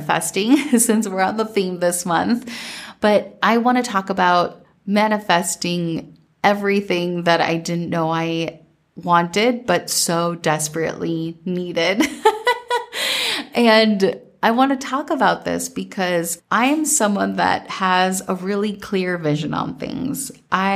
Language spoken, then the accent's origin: English; Minnesota, United States; growing up in Minnesota